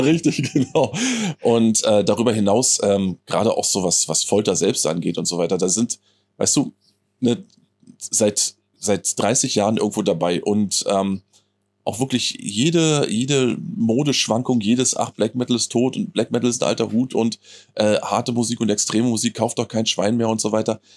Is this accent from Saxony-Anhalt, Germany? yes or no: no; Friesack area, Brandenburg, Germany; moved away; meine alte Heimat, wenn du so willst. Ne? Das, ich ich fall quasi aus, der, aus meiner heimatlichen Haustür und äh, bin quasi schon in Friesack